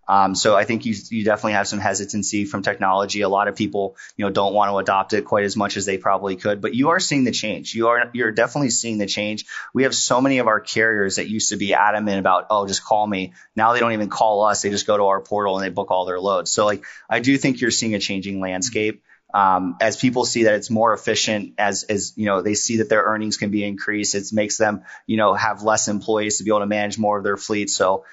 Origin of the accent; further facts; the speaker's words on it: West Virginia, United States; I grew up in West Virginia. So I grew up in a tiny town in West Virginia.